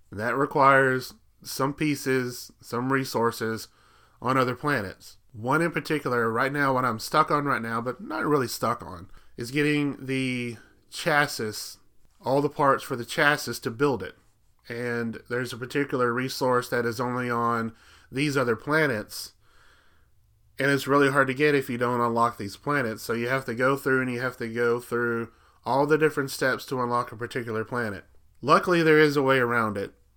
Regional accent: Alabama, United States; another cousin that I had when I was growing up in Alabama

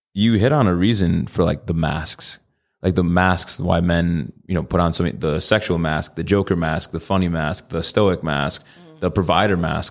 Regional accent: Connecticut, United States; now in Arizona, United States; I'm from Connecticut

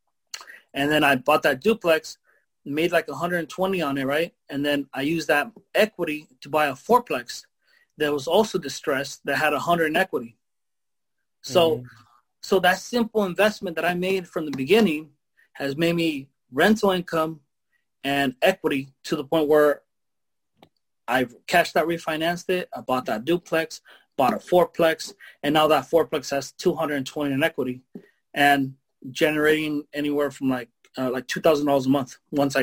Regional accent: Mexico; now in United States; I'm from Mexico. And we didn't get those opportunities there

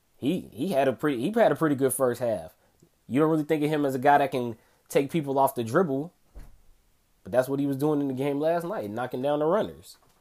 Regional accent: Chicago, Illinois, United States; coming to you from my hometown of Chicago, Illinois

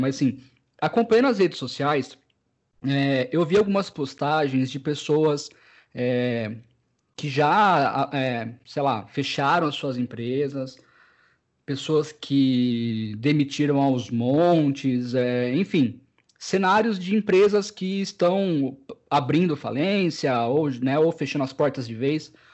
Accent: Americana, São Paulo, Brazil; eu sou de Americana, uma cidade que faz uma das maiores festas do peão

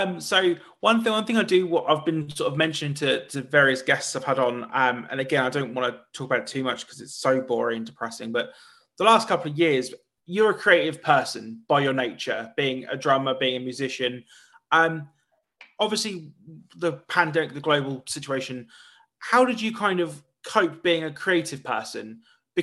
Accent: East of England, United Kingdom; So where I come from in the UK, I come from the absolute, so the UK's got like a big ass at the very east. I'm there

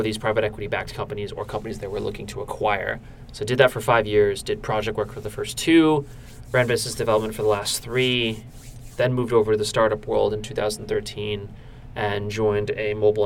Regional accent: Warren, New Jersey, United States; I was born and raised in New Jersey, central New Jersey to be specific, in a town called Warren

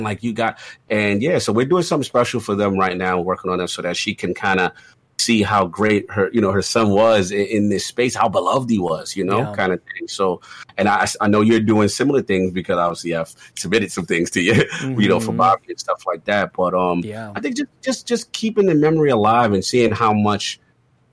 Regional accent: New York City, New York, United States; I'm a kid from the South Bronx

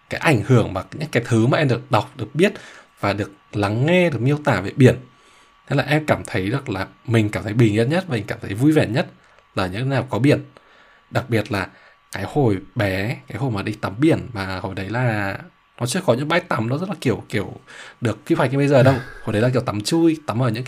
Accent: Ha Long, Quang Ninh, Vietnam; moved away as an adult; em ở Hà Long thật ra là từ bé đến lớn rồi đến khi em đi học đại học

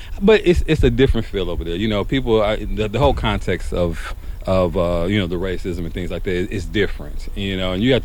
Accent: Milwaukee, Wisconsin, United States; I grew up in Milwaukee

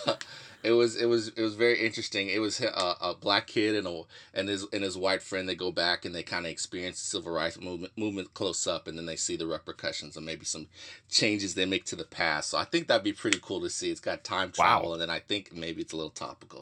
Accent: Houston, Texas, United States; I'm from Houston, Texas

